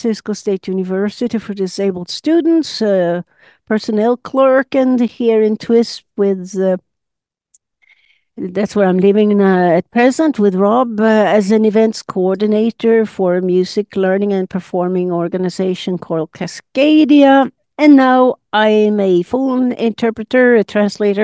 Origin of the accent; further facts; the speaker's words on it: Sundsvall, Västernorrland County, Sweden; moved away; I'm Swedish. I was born in Sundsvall, about 400 kilometers north of Stockholm, and grew up in a small apartment with my mother's large family of eight.